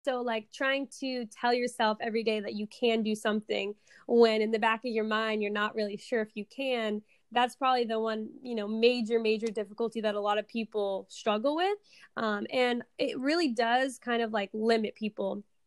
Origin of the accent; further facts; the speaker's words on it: Seattle, Washington, United States; I am from Seattle, Washington, born and raised here.